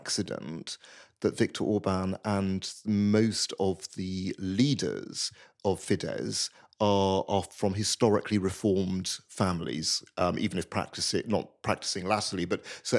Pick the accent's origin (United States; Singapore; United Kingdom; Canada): United Kingdom; So I'm half Hungarian, as my surname would indicate, and I grew up in Britain.